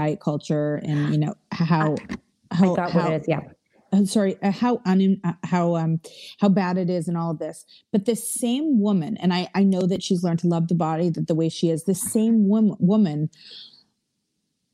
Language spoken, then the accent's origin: English; Canada; we're Canadian